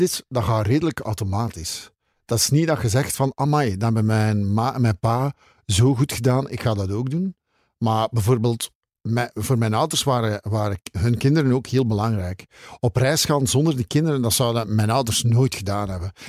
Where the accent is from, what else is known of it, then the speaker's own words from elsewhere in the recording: Zele, Flanders, Belgium; also born or lived in Dendermonde; Ik ben geboren in Zelen. Dat ligt naast Endermonde, waar ik nog altijd woon.